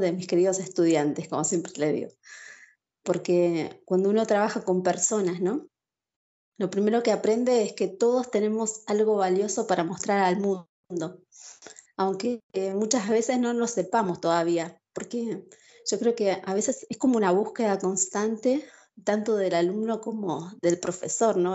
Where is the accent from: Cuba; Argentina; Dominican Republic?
Argentina; Buenos Aires Province; moved away as an adult; now in Joinville, Brazil; nací en Buenos Aires, Argentina. Eh, actualmente vivo en Joinville, en el estado de Santa Catarina, Brasil